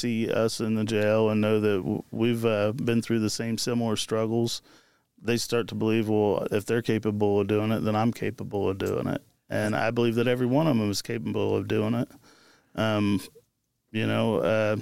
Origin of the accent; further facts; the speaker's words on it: Marion, Indiana, United States; also born or lived in Jonesboro, Indiana / Florida; I'm originally from Marion, Indiana. That's where I'm born and raised